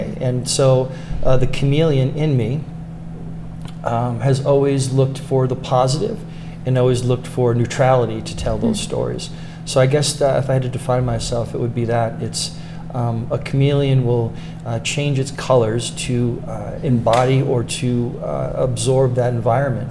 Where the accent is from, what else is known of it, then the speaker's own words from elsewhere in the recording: Boston, Massachusetts, United States; also born or lived in Newport, Rhode Island; now in Lake Tahoe, United States; I grew up in Southie in Boston